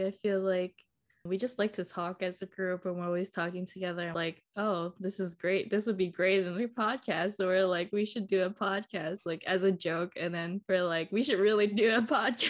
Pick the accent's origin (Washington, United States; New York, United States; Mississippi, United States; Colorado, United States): New York, United States; New York City; I'm 21. I'm born and raised in New York City